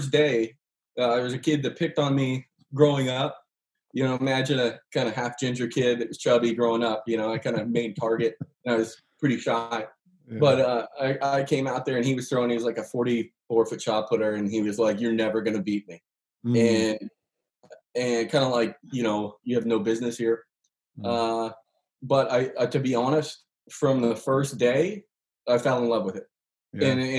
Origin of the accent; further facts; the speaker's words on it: Woodland, California, United States; moved away as an adult; also born or lived in Athens, Georgia / Ashland; I grew up Mormon in Woodland, California